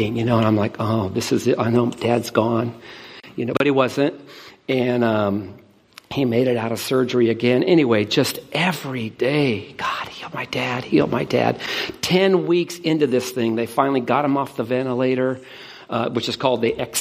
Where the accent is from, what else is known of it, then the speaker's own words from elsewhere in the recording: Stockton, California, United States; moved away as an adult; also born or lived in Dana Point, California; now in Arizona, United States; I'm from Stockton, California, born and raised